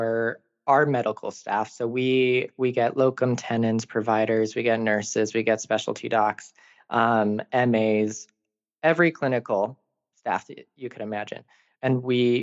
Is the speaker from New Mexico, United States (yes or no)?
yes; New Mexico, United States; I'm personally from New Mexico, and we're connected with the desert and flowing water